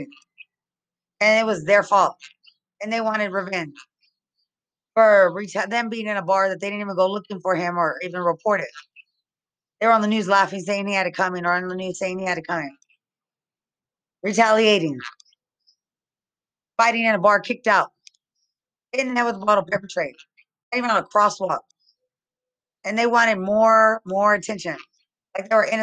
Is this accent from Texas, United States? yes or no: yes; Lubbock, Texas, United States; I'm from Lubbock, Texas, but I was in the army.